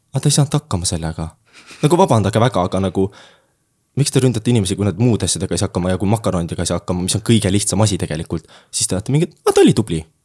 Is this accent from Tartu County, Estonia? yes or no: no; Jüri, Harju County, Estonia; ma tulen Tallinna lähedalt hetkel. Äh, aga ma nimetan ennast tallinlaseks